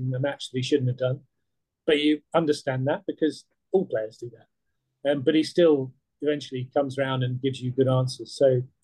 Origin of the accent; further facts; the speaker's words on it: United Kingdom; as a British journalist, and as a freelance